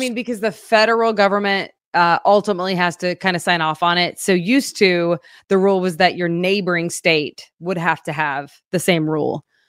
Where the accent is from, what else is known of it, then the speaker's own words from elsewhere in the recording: Fort Gibson, Oklahoma, United States; now in Springfield, United States; my hometown. Um, the oldest town in Oklahoma, it's a, you know, small little one stoplight town in Fort Gibson, America